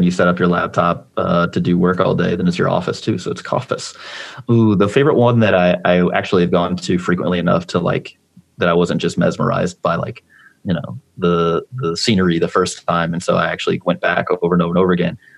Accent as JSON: {"language": "English", "town": "St. Charles", "region": "Missouri", "country": "United States", "tie": "born or raised there", "said": "I grew up in St. Charles"}